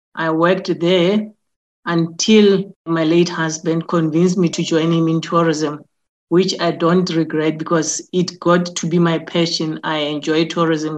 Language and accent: English; Soweto, Gauteng, South Africa; I was born and bred in Soweto